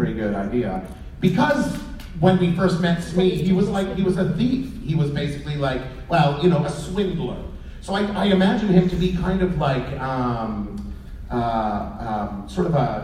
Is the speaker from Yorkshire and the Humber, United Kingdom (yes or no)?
no; Luton, East of England, United Kingdom; moved away; I'm from the UK. I'm from Luton.